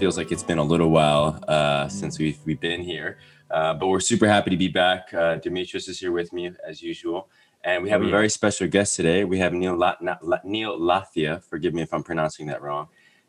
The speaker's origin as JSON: {"language": "English", "town": "Milan", "region": "Lombardy", "country": "Italy", "tie": "born or raised there", "also_born_or_lived": "Belgium", "lives_now": "London, United Kingdom", "said": "I live in London. Yeah. Grew up in Milan. Have family from, I was born in Belgium."}